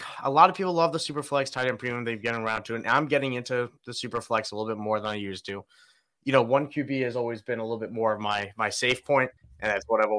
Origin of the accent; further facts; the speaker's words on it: Long Island, New York, United States; I grew up in New York